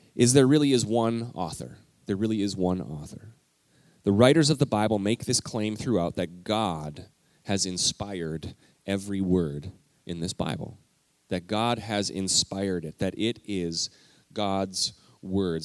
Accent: Alberta, Canada; moved away; I grew up in Alberta, Canada

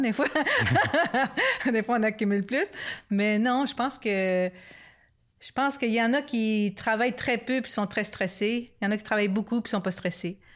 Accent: Montreal, Quebec, Canada; now in Ripon, Canada; nous, on est plus de Montréal, puis bon, mhm. maintenant à, Ripon avec euh, notre centre

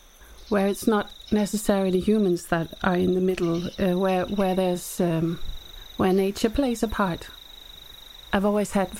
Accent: Whanganui, Manawatū-Whanganui, New Zealand; moved away; I grew up in New Zealand and we lived by this river. And my family immigrated to New Zealand in the 70s and we lived in Whanganui

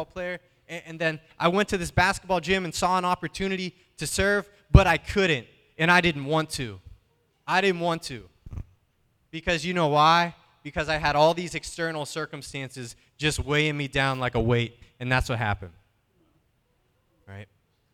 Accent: Pittsburgh, Pennsylvania, United States; I'm from Pittsburgh

